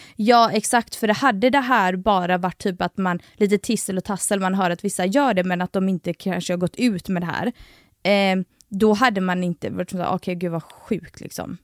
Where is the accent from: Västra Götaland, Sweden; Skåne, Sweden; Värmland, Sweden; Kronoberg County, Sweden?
Västra Götaland, Sweden; Gothenburg; accent: Gothenburg dialect (göteborgska); jag tar bort min göteborgska